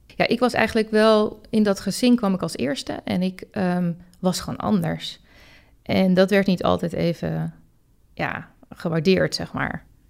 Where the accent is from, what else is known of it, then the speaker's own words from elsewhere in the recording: Het Gooi, North Holland, Netherlands; ik kom zelf uit Gooi